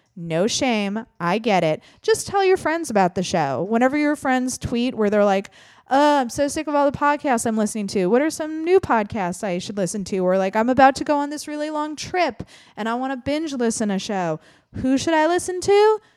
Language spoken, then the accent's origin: English; Midwest, United States; I'm also from the Midwest